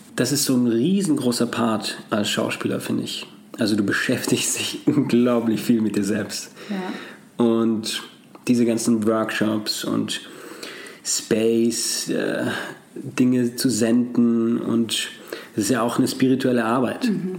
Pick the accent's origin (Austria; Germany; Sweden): Austria; Als Österreicher